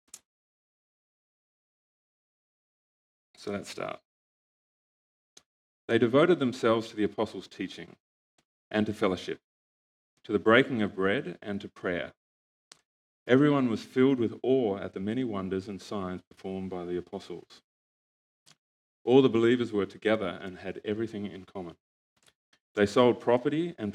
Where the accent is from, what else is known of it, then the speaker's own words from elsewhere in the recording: Australia; moved away; my family and I come from Australia